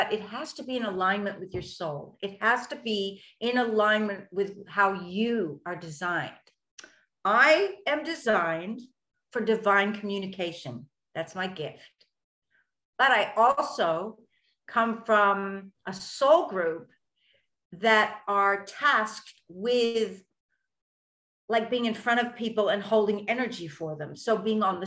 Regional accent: United States; also born or lived in London, United Kingdom; now in Australia; I was born in America and I did my acting training in London

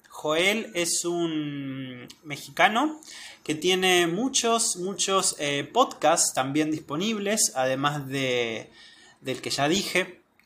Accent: Argentina; soy de Argentina

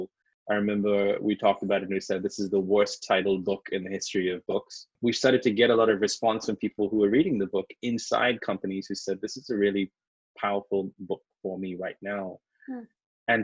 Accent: Sri Lanka; moved away as an adult; also born or lived in London, United Kingdom / New York, United States; now in Los Angeles, United States; I was born in Sri Lanka, which is a very beautiful tropical island

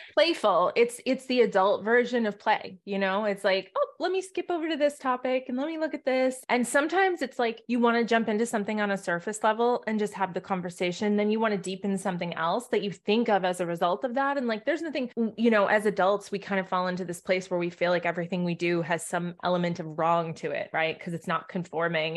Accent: New England, United States; I'm from New England

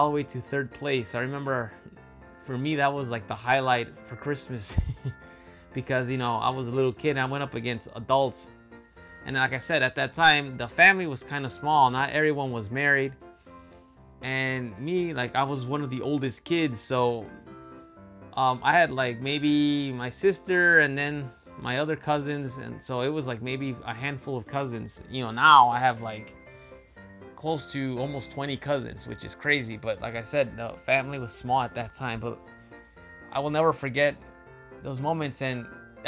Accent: Chicago, Illinois, United States; now in Japan; as a kid growing up in Chicago and a Mexican family

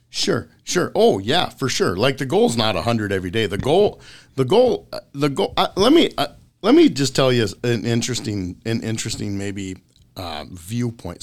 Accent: Mora, Minnesota, United States; I grew up in Mora, Minnesota, which is an hour north of Twin Cities and about twenty minutes south of Mille Lacs.

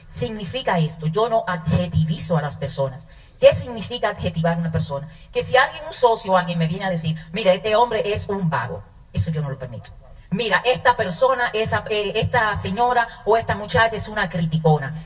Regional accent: Dominican Republic; moved away; also born or lived in Bahía de Manzanillo, Dominican Republic / New York, United States / Virginia, United States; yo nací en República Dominicana, eh, en un campo

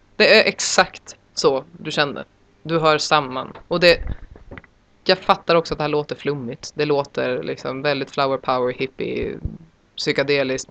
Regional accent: Sweden; som svensk

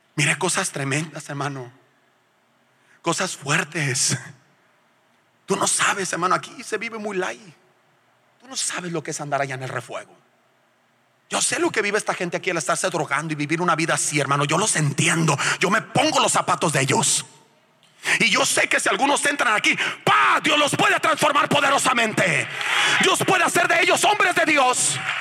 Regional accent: Culiacán, Sinaloa, Mexico; moved away as an adult; also born or lived in La Paz; somos de Culiacán los dos

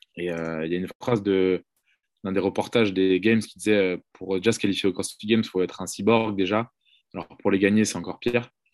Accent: Brittany, France; moved away; also born or lived in Marseille; je viens de Bretagne

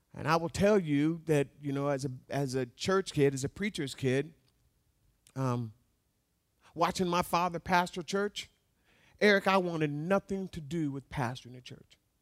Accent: Alaska, United States; having been born and raised in Alaska

